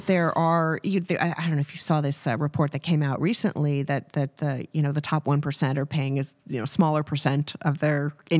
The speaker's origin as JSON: {"language": "English", "town": "Kansas City", "region": "Missouri", "country": "United States", "tie": "born there", "said": "But I've got very deep Midwestern roots. I was born in Kansas City."}